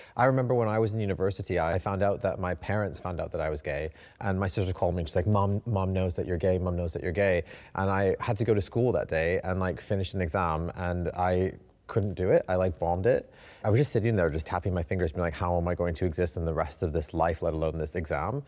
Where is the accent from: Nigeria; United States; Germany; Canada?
Canada; moved away as an adult; now in London, United Kingdom; I'm from Canada